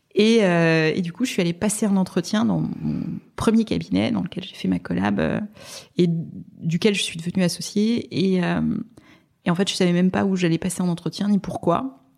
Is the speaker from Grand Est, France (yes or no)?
yes; Strasbourg, Grand Est, France; now in Paris, France; je suis, je, suis, provinciale, je viens de Strasbourg